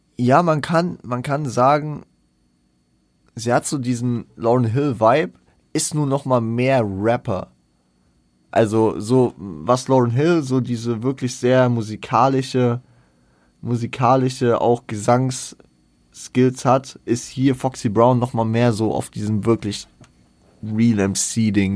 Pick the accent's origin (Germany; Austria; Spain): Germany; Frankfurt, Hesse; ich bin ja stolzer Frankfurter